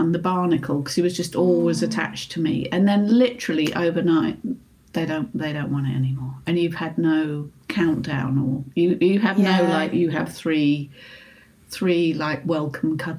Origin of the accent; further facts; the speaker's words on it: United Kingdom; being British